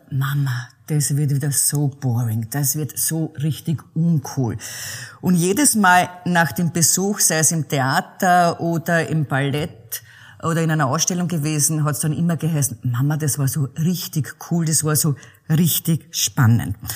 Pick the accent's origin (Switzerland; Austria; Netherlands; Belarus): Austria; the Czech border region, Lower Austria; ich bin ja an der tschechischen Grenze groß geworden, ein Kind der Grenzregion